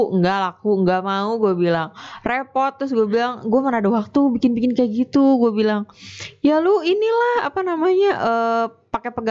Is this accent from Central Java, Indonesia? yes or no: no; Bandung, West Java, Indonesia; born there; Terus gue lahir di Bandung dan pas tahun kemarin lebaran 2019 itu gue di rumah itu bikin pempek nyobain.